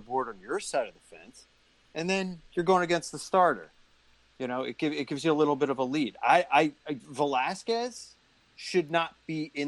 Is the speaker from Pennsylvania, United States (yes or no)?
yes; Reading, Pennsylvania, United States; I'm born and raised in Reading.